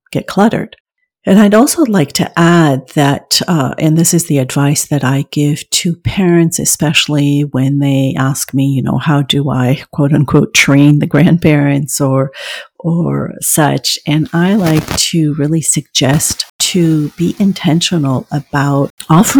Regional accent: France; moved away; I was raised in France

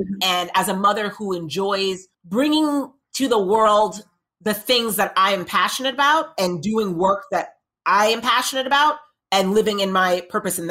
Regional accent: Long Island, New York, United States; also born or lived in Manhattan, New York; my family lived in Long Island. And so I was raised in Long Island from 0 to 4

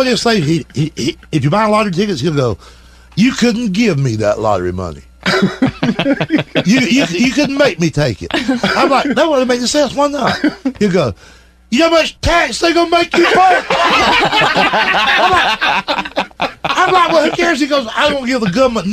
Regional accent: Georgia, United States; I'm from Georgia.

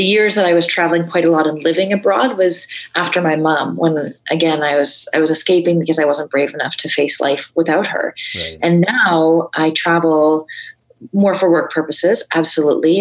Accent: Vancouver, British Columbia, Canada; now in Toronto, Canada; I grew up in Vancouver

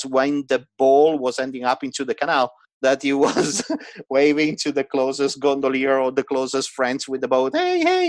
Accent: Venice, Veneto, Italy; English is a second language; moved away as an adult; now in Treviso, Italy; I was born and raised in Venice, actually, but as many of us Venetians

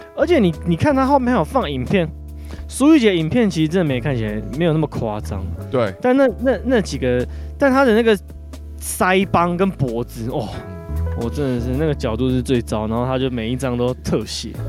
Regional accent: Taoyuan, Taiwan; 因为我是桃园人

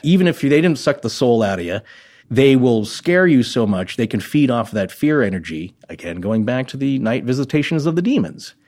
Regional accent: United States; central to northern Idaho, eastern Washington, Western Montana area

